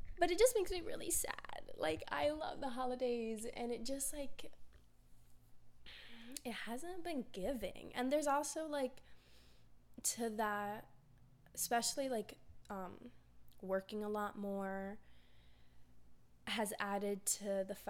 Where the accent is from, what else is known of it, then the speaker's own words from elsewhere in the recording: Florida, United States; I grew up in Florida my whole life